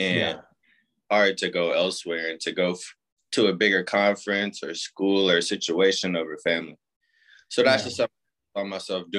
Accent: Indianapolis, Indiana, United States; also born or lived in Oxford, Ohio; I lived in Indy for 17 years, like you said. Just playing high school in Indy

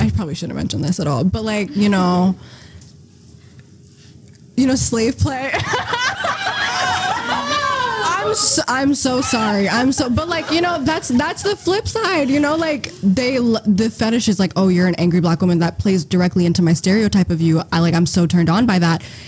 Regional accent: Eritrea; I'm from Eritrea, which is in a country in East Africa

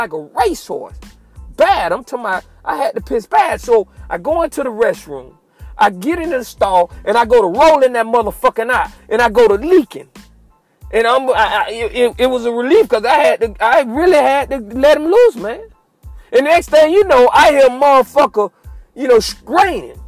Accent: Fort Myers, Florida, United States; my hometown of Fort Myers

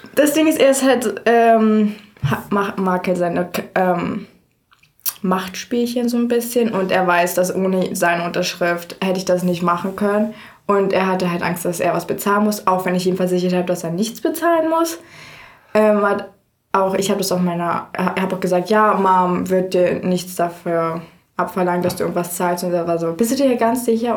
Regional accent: Frankfurt, Brandenburg, Germany; also born or lived in Iowa, United States; Ich komme aus Frankfurt, oder? Das ist eine Stunde weg von Berlin und direkt gegenüber von Polen

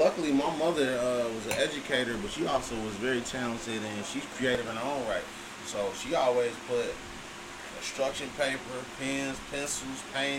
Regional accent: Chicago, Illinois, United States; From the South Side, born and raised in Chicago.

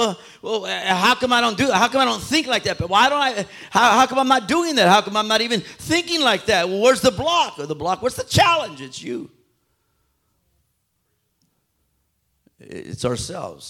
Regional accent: Phoenix, Arizona, United States; I grew up right there in South Phoenix

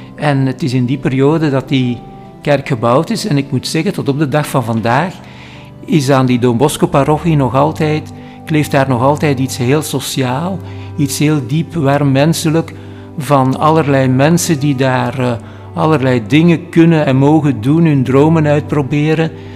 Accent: Halle, Flanders, Belgium; ik ben in Alle geboren

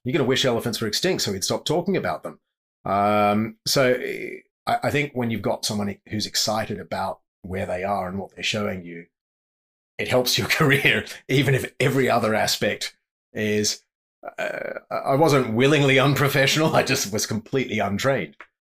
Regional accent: Sydney, New South Wales, Australia; moved away as an adult; also born or lived in Zimbabwe / South Africa / Okavango Delta, Botswana; growing up in Sydney

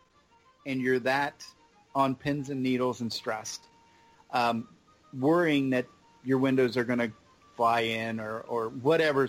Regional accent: Ohio, United States; now in Davenport, United States; we're originally from Ohio

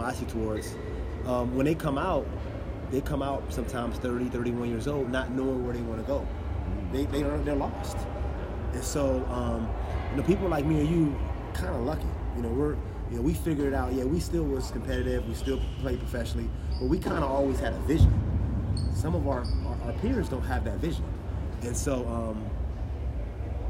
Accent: Youngstown, Ohio, United States; I grew up in Youngstown

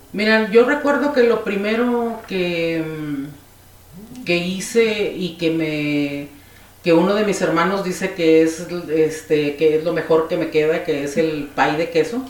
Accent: Chiapas, Mexico; also born or lived in Piedras Negras, Coahuila / Oaxaca; soy coahuilense de nacimiento y chiapaneca por adopción

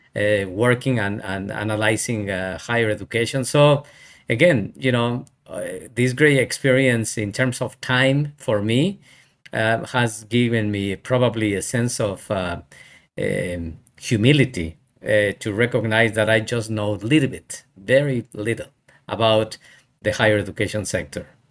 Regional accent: Mexico; English is a second language; moved away as an adult; also born or lived in United States / India / Qatar; I come from Mexico

